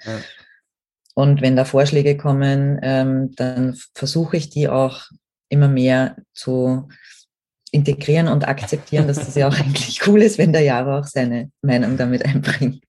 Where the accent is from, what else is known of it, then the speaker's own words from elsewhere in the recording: Austria; bei uns in Österreich